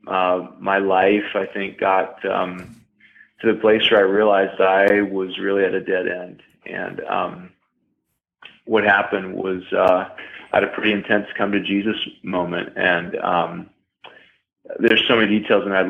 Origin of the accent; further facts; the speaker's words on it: Tennessee, United States; I was raised in Tennessee in the woods with rednecks